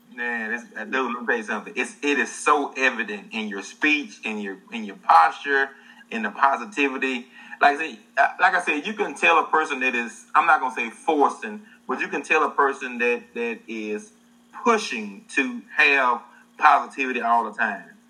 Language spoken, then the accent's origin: English; the South, United States; I'm from the South. We're both from the South